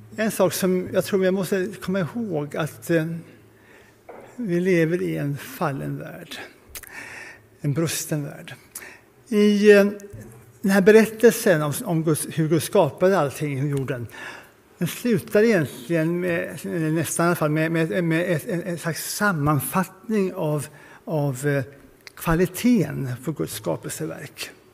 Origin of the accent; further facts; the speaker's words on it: Sweden; som svenskar